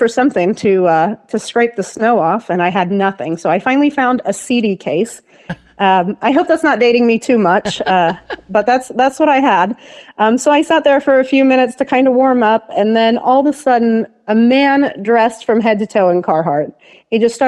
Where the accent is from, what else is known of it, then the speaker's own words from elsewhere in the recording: Henry County, Indiana, United States; now in Portland, Indiana, United States; I was raised in Henry County